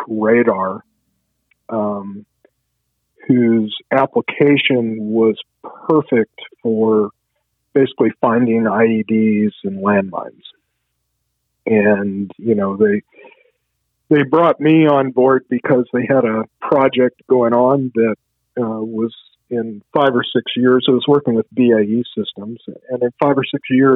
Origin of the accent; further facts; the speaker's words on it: Charlottesville, Virginia, United States; when I grew up, it was like, I'm getting out of Charlottesville